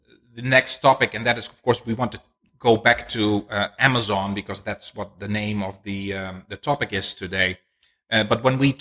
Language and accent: English; Netherlands; now in United States; we are both from the Netherlands originally. We lived in different countries